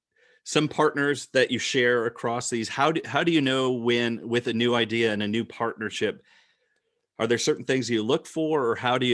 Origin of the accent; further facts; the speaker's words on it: Rockford, Illinois, United States; moved away; I grew up in Rockford, Illinois. That's my hometown.